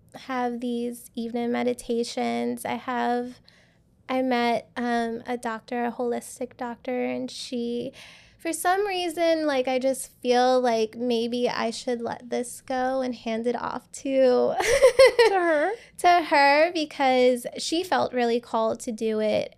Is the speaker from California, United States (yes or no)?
no; Louisiana, United States; now in Houston, United States; I'm from Louisiana